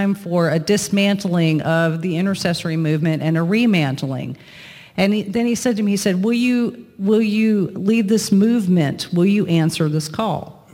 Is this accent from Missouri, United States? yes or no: no; Lakeland, Florida, United States; my hometown of Lakeland in Florida